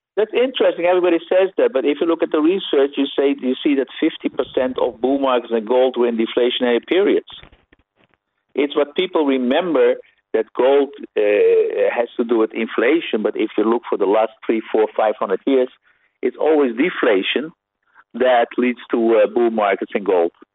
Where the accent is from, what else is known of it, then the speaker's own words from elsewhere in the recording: Netherlands; a Dutch person that I am